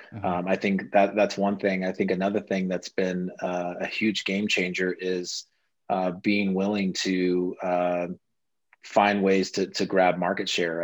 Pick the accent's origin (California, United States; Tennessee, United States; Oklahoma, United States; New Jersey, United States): Oklahoma, United States; moved away as an adult; also born or lived in Los Angeles, United States; now in Denver, United States; I grew up in Oklahoma, uh, then Los Angeles for college